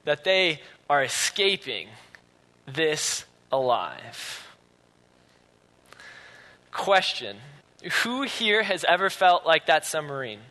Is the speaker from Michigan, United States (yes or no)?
yes; Grand Rapids, Michigan, United States; now in Utah, United States; I'm from Grand Rapids